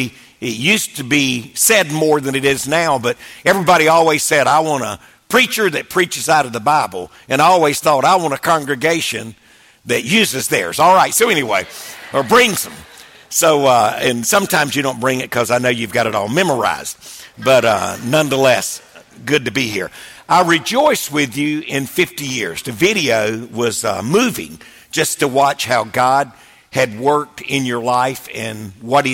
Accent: Wilmington, North Carolina, United States; I was raised in Wilmington, North Carolina, so I love the coast.

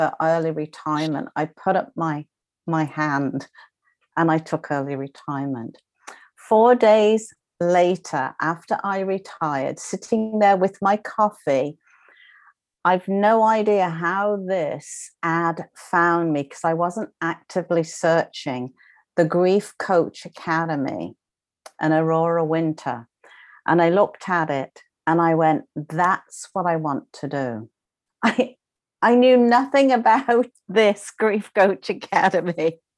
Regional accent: United Kingdom; accent: British; moved away as an adult; now in Canada; I am a British trained nurse, as you can, obviously the accent gives me away. And I decided that I was leaving Britain, my family, my friends, and moving to Canada, where I now reside

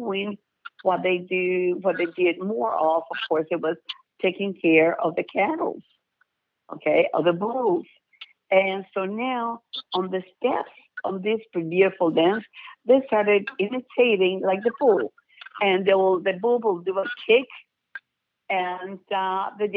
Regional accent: near Monterrey, Nuevo León, Mexico; moved away; in the state of Nuevo León, actually very close to my hometown, about 40 miles away from there

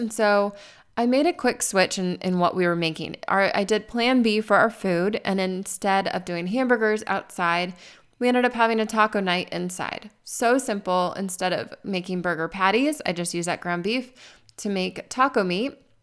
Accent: Arizona, United States; moved away; I grew up in Arizona.

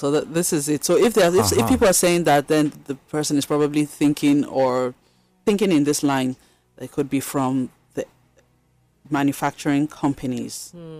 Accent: Benue, Nigeria; also born or lived in Kaduna / Minna; so I grew up everywhere, but... I've lived in Kaduna, I've lived in Mina, and then I'm from Benue State.

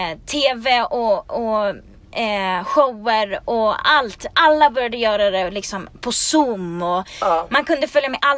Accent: Sweden; now in Los Angeles, United States

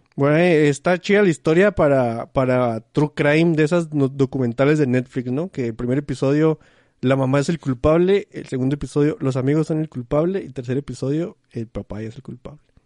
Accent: Chihuahua, Mexico; a la gente que somos de Chihuahua nos dicen mucho que di cosas con eche

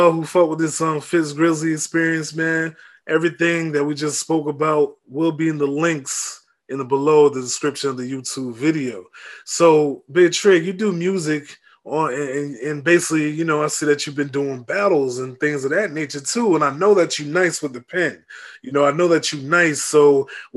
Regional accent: Tampa, Florida, United States; also born or lived in New York; I was born in New York, but I'm from Tampa. Like I'm from Hillsborough County, Tampa, Florida

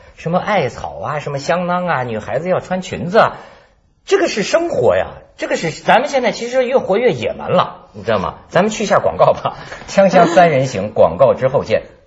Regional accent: northern China, China; 我们是北方人

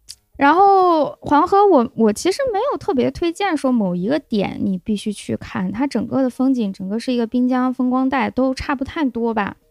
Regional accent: Lanzhou, Gansu, China; 我们兰州人

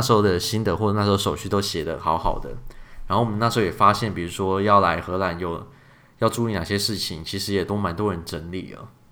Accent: Taiwan; moved away as an adult; 由我们两个，应该说是旅外的台老吧

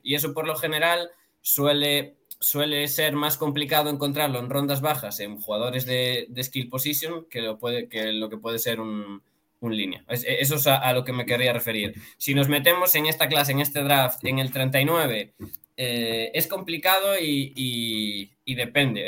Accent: Galicia, Spain; soy gallego

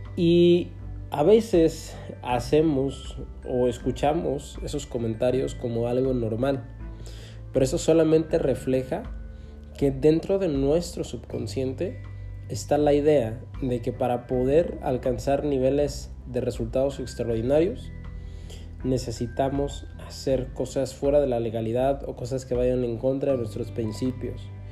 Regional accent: Mexico; el país en el que vivo, en el que nací, en México

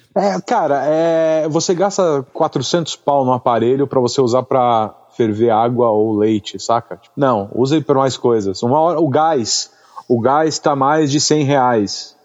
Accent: Guarujá, São Paulo, Brazil; also born or lived in Santos; eu sou de Santos, sou do Guarujá, né? Sou caiçara

